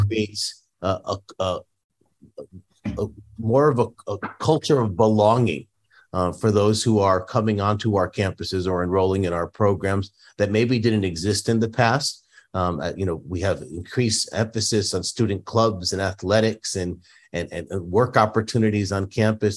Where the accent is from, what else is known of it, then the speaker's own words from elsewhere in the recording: Northeast, United States; now in San Diego, United States; I come from the Northeast. uh, a town that was largely Catholic Italian. Um, and many of my neighbors, you know, produced homemade Italian food for me as a kid growing up.